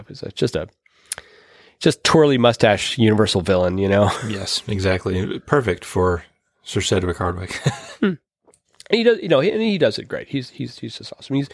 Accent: Pittsburgh, Pennsylvania, United States; I come from Pittsburgh, which is a coal is a coal town.

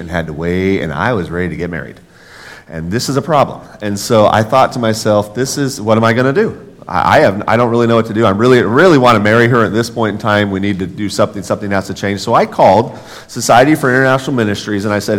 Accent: Los Angeles, California, United States; moved away; also born or lived in Nebraska; I'm from Los Angeles, California, moved to Northern California, came to UNL because this is where my family's from.

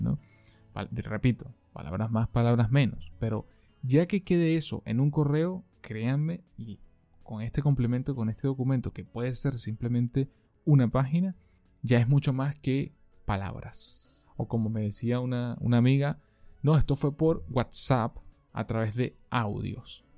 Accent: Venezuela; moved away; mi país de origen, Venezuela

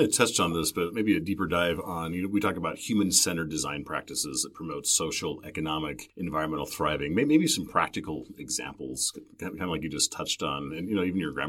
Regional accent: Utah, United States; I grew up in Utah. I'm a graduate of the University of Utah.

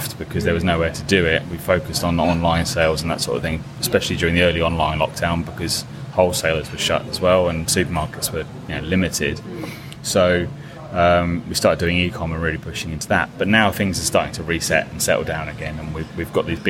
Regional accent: Ipswich, East of England, United Kingdom; Where I'm from in East Anglia, which is kind of, I'm from Ipswich

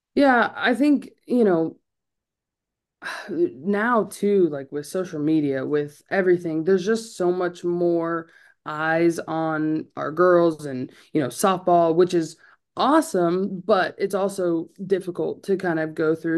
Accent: California, United States; now in Clemson, United States; I'm from California

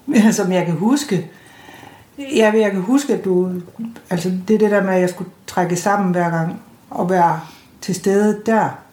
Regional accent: North Jutland, North Denmark Region, Denmark; nu er jeg sådan nordjyde

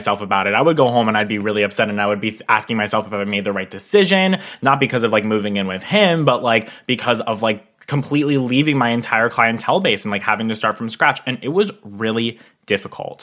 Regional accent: Pennsylvania, United States; move an hour and a half away from my hometown

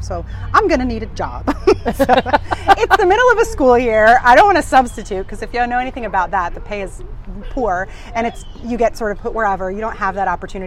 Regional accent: Ohio, United States; moved away as an adult; now in St. Petersburg, United States; I grew up in Ohio. I've been Ohio born and raised

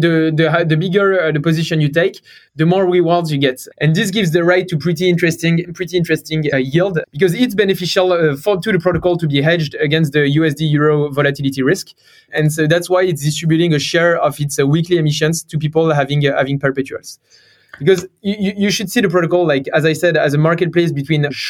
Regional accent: France; accent: French; English is a second language; also born or lived in Stanford, United States; So I'm from France. You may have heard it from my accent.

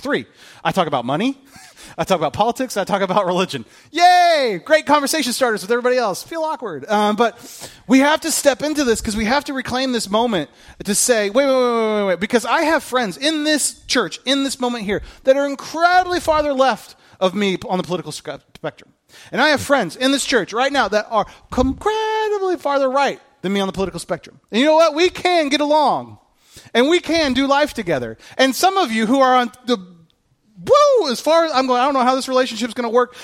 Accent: United States; being a bondservant to Christ makes us a better American

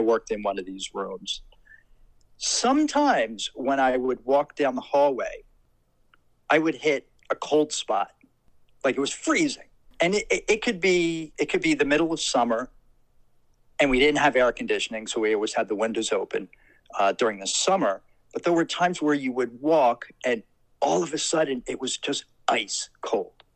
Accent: Trenton, New Jersey, United States; I grew up in Trenton, New Jersey

